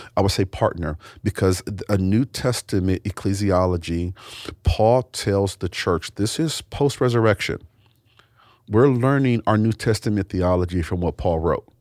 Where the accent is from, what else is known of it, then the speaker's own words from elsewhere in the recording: United States; I was born in America